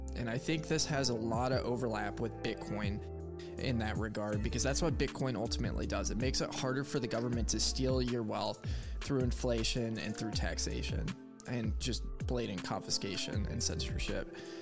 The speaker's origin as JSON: {"language": "English", "area": "just north of Chicago", "region": "Illinois", "country": "United States", "tie": "born or raised there", "said": "I grew up in commie land, uh, oh. where there was no guns, and just north of Chicago."}